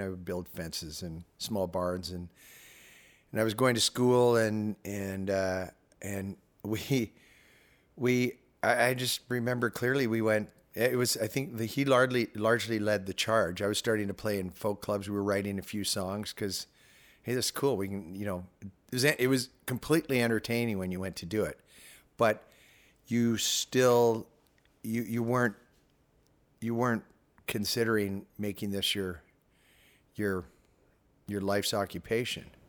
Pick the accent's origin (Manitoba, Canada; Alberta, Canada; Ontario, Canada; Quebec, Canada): Alberta, Canada; Calgary; I was growing up in Calgary